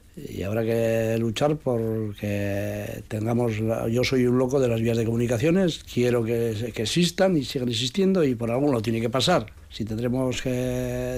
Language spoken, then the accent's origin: Spanish; Pobes, Basque Country, Spain; yo soy he nacido allá, estoy allá y quiero seguir estando allá